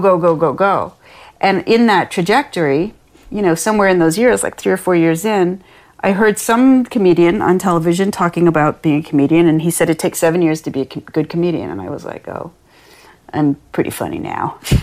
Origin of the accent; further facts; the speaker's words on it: Lansing, Michigan, United States; this neighborhood that I grew up in in Lansing, Michigan